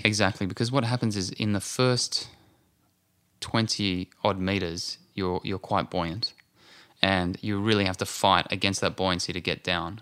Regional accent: Australia; moved away as an adult; now in Santa Monica, United States; being an Aussie, I like to be right close to the beach

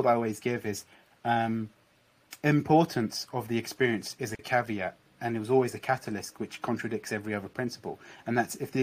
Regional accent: United Kingdom; now in London, United Kingdom; I'm British, I was obviously traveling around London, even though I live in London

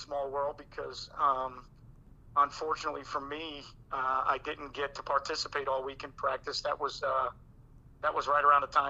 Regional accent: Long Island, New York, United States; moved away as an adult; also born or lived in Miami; now in Florida, United States; I was born in Miami, raised on Long Island for pretty much my entire life from 1975 till about 1998.

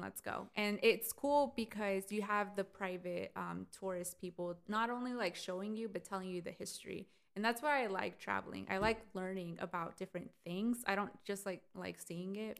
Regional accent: United States; Pero yo no soy mexicana. Like I wish I was 100% mexicana, pero soy I'm Mexican American.

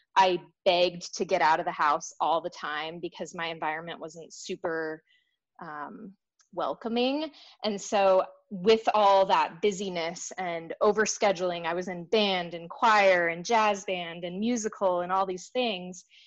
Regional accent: Denver, Colorado, United States; moved away as an adult; I moved away from Denver, you know, to go to college

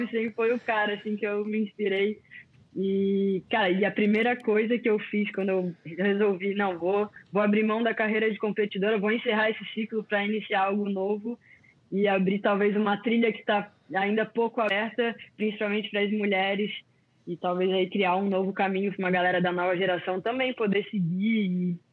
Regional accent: Florianópolis, Santa Catarina, Brazil; also born or lived in Rio de Janeiro; Nasci no Rio, para quem não sabe, né? E vim morar bem novinha em Floripa Fui criada aqui na ilha

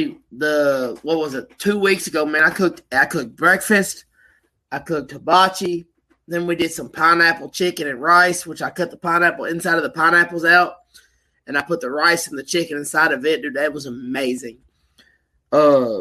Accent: Bowling Green, Kentucky, United States; I'm from Bowling Green, Kentucky

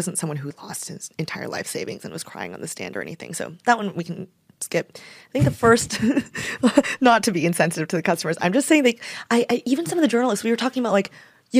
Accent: Las Vegas, Nevada, United States; I'm from Vegas

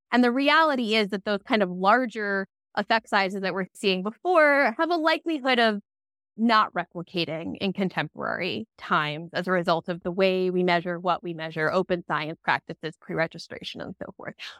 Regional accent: Long Island, New York, United States; I grew up on Long Island, New York

